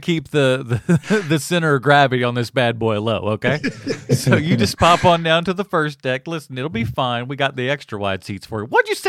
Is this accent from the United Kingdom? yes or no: yes; England, United Kingdom; for me, because I'm English, speak English.